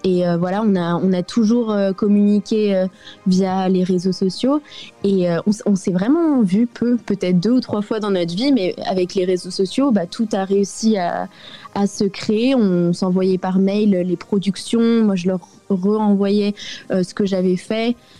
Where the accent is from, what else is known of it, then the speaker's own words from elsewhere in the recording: France; now in South Africa; en tant que Française